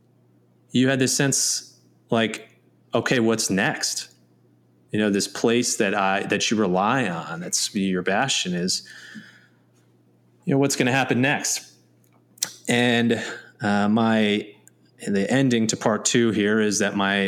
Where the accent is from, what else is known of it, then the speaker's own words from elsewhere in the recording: Red Creek, New York, United States; growing up in Red Creek, New York